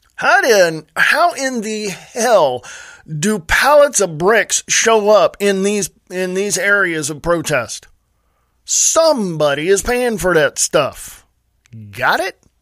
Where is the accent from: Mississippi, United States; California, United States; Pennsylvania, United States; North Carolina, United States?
California, United States; Stockton; moved away as an adult; also born or lived in Nevada; now in Montana, United States; I was born and raised in Stockton, California